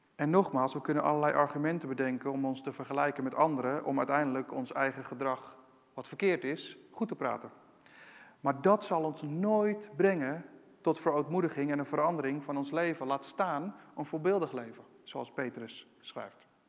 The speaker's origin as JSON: {"language": "Dutch", "country": "Netherlands"}